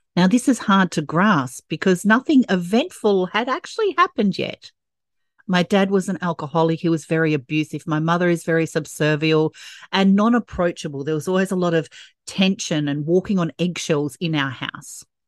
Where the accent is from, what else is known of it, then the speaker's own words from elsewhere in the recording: Perth, Western Australia, Australia; growing up in Perth, Western Australia, with a traditional family